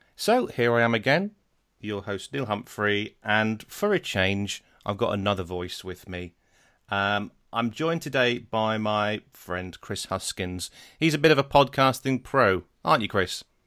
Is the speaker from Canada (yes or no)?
no; Netherlands; moved away; I was brought up in Holland